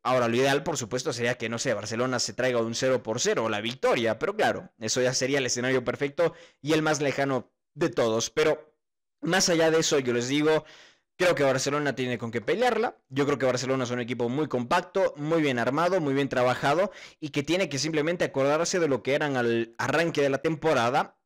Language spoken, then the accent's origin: Spanish; Ecuador; uno como ecuatoriano, la verdad es que sí siente al equipo ecuatoriano